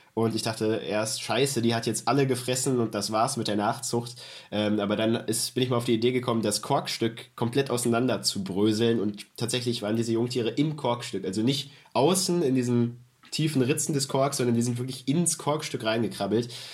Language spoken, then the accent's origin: German; Germany; Bei uns in Deutschland